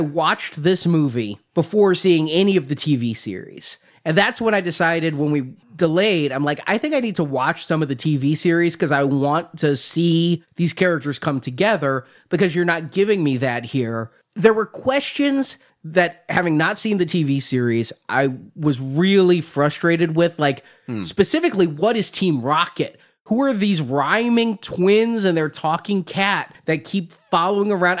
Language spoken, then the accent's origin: English; United States; as a American born and raised